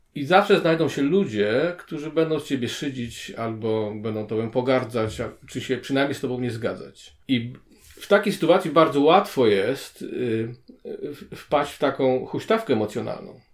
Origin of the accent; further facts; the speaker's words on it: Gdańsk, Pomeranian Voivodeship, Poland; now in Kraków, Poland; Jestem rodowitym gdańszczaninem, mieszkającym na stałe w Krakowie.